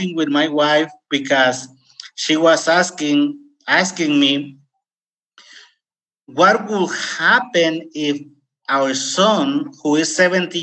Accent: Mexico; English is a second language; moved away as an adult; also born or lived in California, United States / Costa Rica; now in United States; at age 19, I left my home state and immigrated to United States. In fact, I didn't finish my high school in Mexico

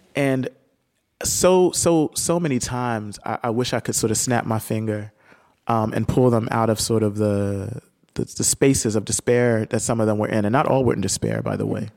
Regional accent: Camden, New Jersey, United States; moved away

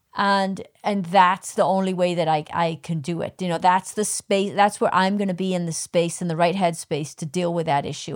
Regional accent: United Kingdom; I'm a Brit

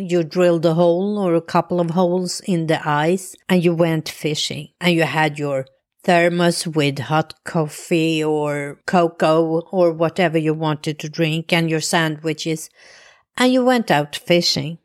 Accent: Stockholm, Stockholm County, Sweden; moved away as an adult; also born or lived in New Jersey, United States; now in Florida, United States; I grew up in Stockholm

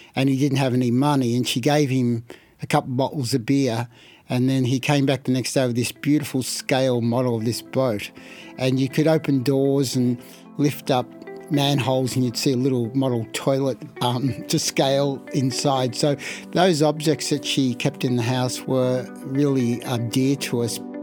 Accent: Carlton, Victoria, Australia; born or raised there

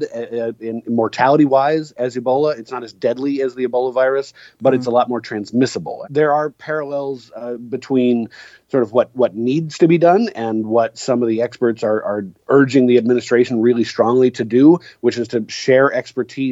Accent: Seattle, Washington, United States; my hometown of Seattle

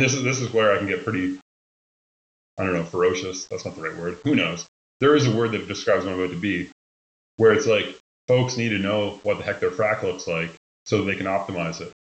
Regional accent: Nova Scotia, Canada; moved away as an adult; also born or lived in Ontario / Denver / Houston / Tulsa; born and raised in Nova Scotia until I wasn't anymore, and I went to Ontario to school.

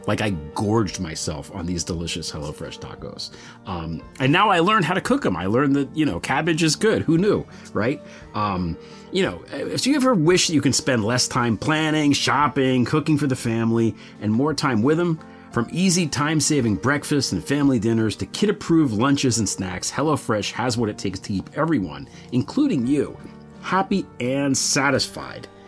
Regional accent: United States; as an American

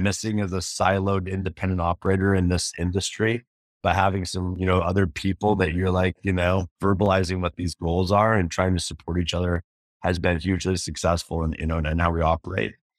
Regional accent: Idaho, United States; I grew up in Idaho, I grew up in, you know, Potato Town

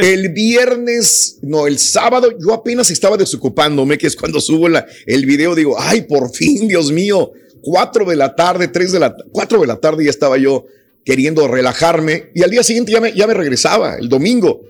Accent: Mexico; moved away; Yo soy mexicano

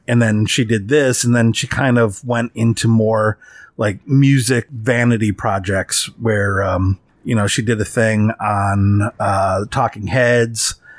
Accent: Midwest of the United States, United States; I'm from the Midwest of the United States.

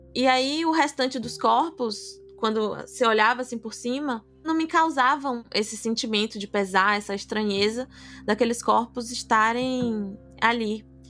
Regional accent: Salvador, Bahia, Brazil; sou de Salvador, sou apaixonada pela minha cidade

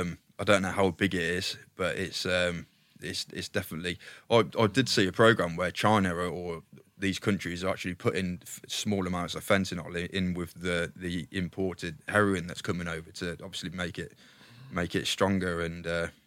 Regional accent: Leamington Spa, West Midlands, United Kingdom; So I was born in Leamington Spa, a little village called Weston under Weatherley. So we were country lads.

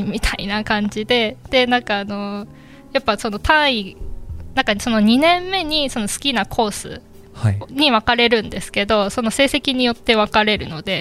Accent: Mie, Japan; moved away as an adult; also born or lived in Tokyo / China; 田舎からあの三重県出身な

